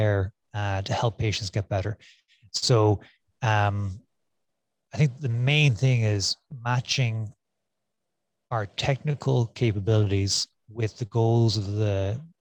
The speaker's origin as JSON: {"language": "English", "town": "Cork", "region": "Munster", "country": "Ireland", "tie": "born or raised there", "also_born_or_lived": "St. Louis, United States / San Francisco, United States", "moved": "as an adult", "lives_now": "Phoenix, United States", "said": "I'm born and raised in Ireland in Cork, and did my medical school in Cork"}